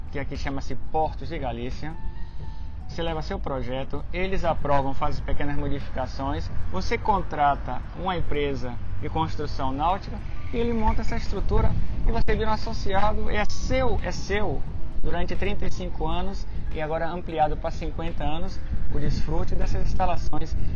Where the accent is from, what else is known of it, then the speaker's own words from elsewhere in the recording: Brazil; quando no Brasil, que eu sou brasileiro, falam de porto, mas sempre é o mesmo conceito.